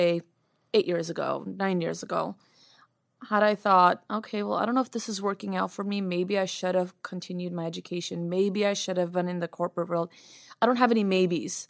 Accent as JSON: {"language": "English", "country": "United States", "tie": "born or raised there", "also_born_or_lived": "Yerevan, Armenia", "said": "I was born in Armenia, Yerevan, Armenia, and I came to America when I was three, so I don't remember much. I was pretty much raised in, uh, America."}